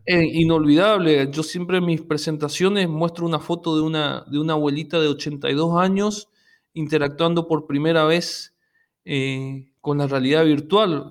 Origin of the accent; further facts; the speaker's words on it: interior of Corrientes, Argentina; moved away as an adult; now in Corrientes, Argentina; yo soy del interior de Corrientes y y vine a estudiar a Corrientes Capital y, me quedé acá